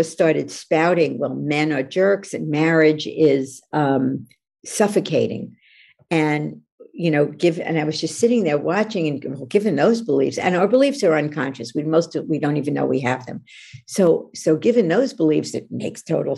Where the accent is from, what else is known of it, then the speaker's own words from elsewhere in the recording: New York, United States; now in California, United States; I'm from New York, even though I live in California